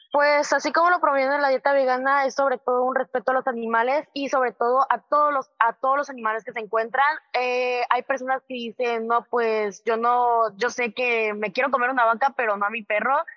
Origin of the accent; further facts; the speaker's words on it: southern Mexico, Mexico; now in Monterrey, Mexico; yo soy